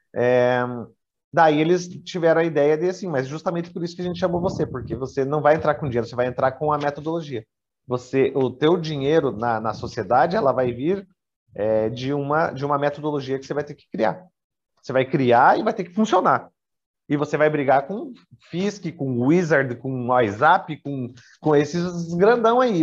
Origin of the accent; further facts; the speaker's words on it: Brazil; also born or lived in Nova Andradina, Mato Grosso do Sul / Curitiba; no meu país de origem